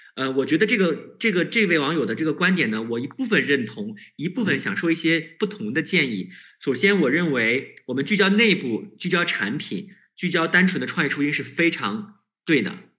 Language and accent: Chinese; China; 我们中国人是有一个特别的不一样的地方，就是我们特别有效率